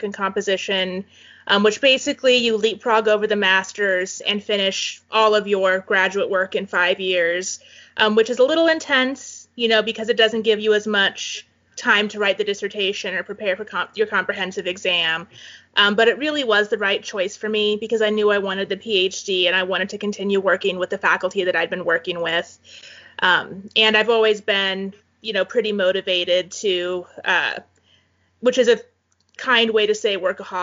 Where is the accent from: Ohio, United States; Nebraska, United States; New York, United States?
Nebraska, United States; Valley; also born or lived in Fremont, Nebraska; now in Kearney, United States; Valley where I grew up